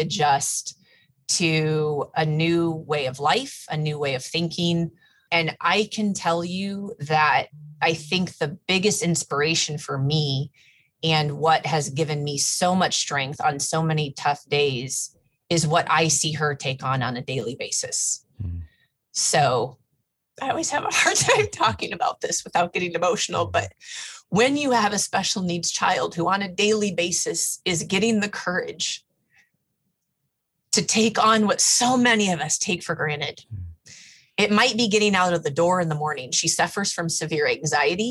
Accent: United States; growing up in the Quad Cities and in that surrounding area

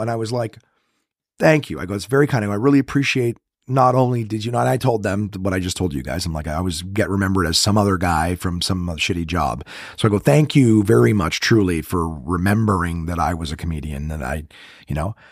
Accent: Ottawa, Ontario, Canada; I'm from Ro-, in Ottawa.

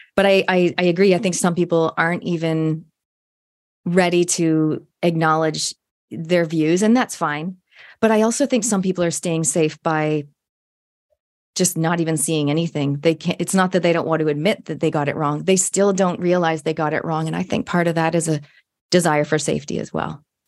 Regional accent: Canada; now in New Zealand; I'm a Canadian Kiwi, and for my listeners, if you don't know, um, a hundred percent genetically Kiwi fifth generation, but I was born in Canada

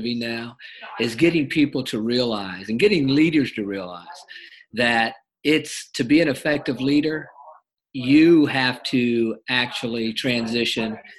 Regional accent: Ohio, United States; I grew up in Ohio

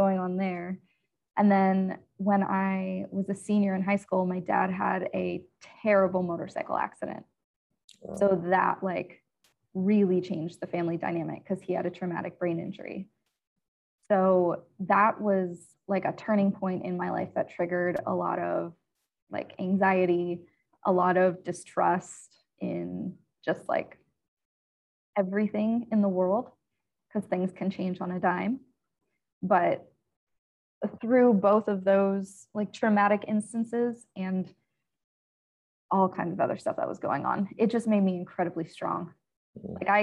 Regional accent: central Pennsylvania, United States; I grew up in central Pennsylvania.

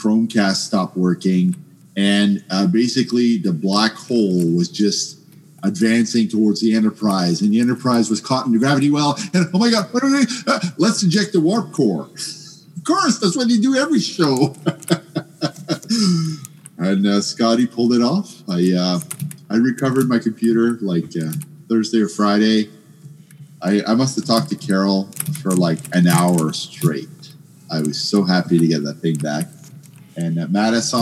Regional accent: Canada; I'm from Canada

